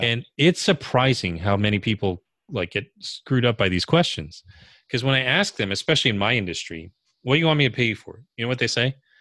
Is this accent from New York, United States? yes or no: yes; New York area, United States; also born or lived in California; I'm from the New York area